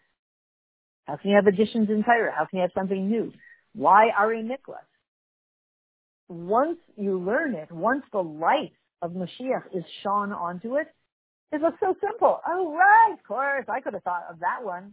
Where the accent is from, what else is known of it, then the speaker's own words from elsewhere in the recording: Canada; accent: Canadian; my Canadian accent